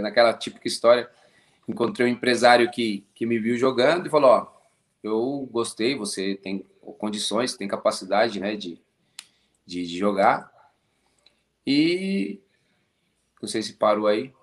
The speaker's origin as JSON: {"language": "Portuguese", "town": "Cotia", "region": "São Paulo", "country": "Brazil", "tie": "born or raised there", "also_born_or_lived": "Costa Rica / Belgium / Mexico / Saudi Arabia", "moved": "as an adult", "said": "Eu sou de São Paulo, Cotia."}